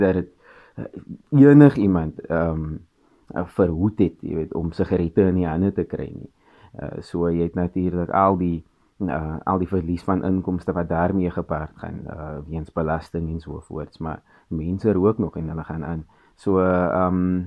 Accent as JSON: {"language": "Afrikaans", "country": "South Africa", "also_born_or_lived": "Cape Town"}